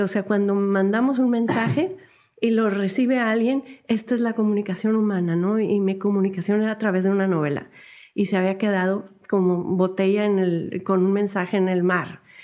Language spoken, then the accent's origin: Spanish; Monterrey, Nuevo León, Mexico; somos regios, nos sentimos muy orgullosos de nuestra ciudad